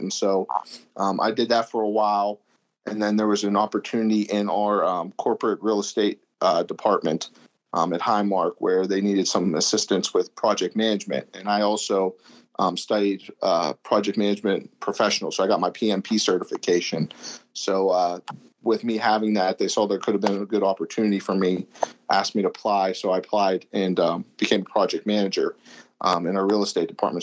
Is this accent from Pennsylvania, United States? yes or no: yes; Pittsburgh, Pennsylvania, United States; also born or lived in Erie, Pennsylvania; I'm from Pittsburgh, Pennsylvania. That's my hometown. I've been here pretty much my whole life for the most part